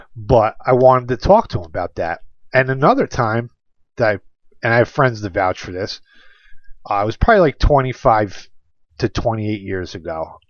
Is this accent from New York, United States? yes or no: yes; New York, United States; my home state of New York